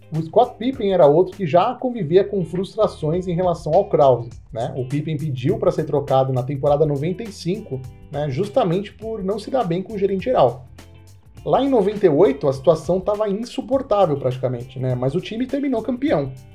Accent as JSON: {"language": "Portuguese", "country": "Brazil", "said": "eu sou brasileiro"}